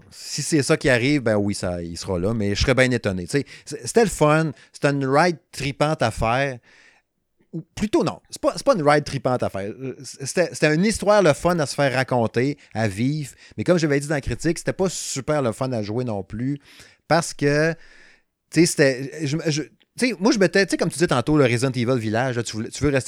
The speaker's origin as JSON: {"language": "French", "region": "Quebec", "country": "Canada", "accent": "Saguenay", "said": "Euh, de medium, hein, avec mon excellent accent, n'est-ce pas? L'accent du Saguenay, hein."}